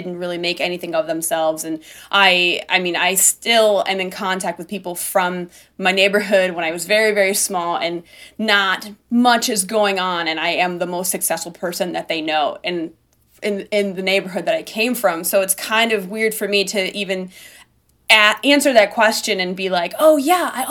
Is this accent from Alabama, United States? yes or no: no; Buffalo, New York, United States; now in outside New York City, United States; I grew up in Buffalo, which is the second biggest city in New York